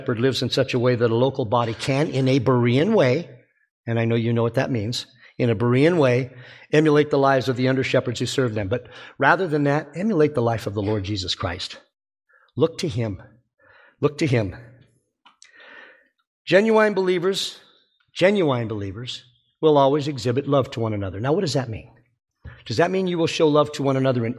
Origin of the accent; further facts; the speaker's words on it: Alabama, United States; I was from Alabama